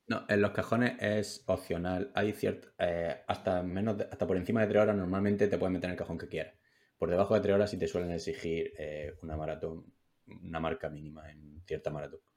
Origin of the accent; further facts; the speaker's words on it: Huércal-Overa, Andalusia, Spain; soy de Huercalovera